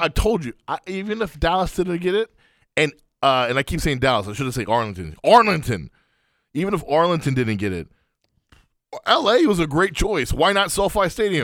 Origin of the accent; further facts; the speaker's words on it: Afghanistan; moved away; My home country of Afghanistan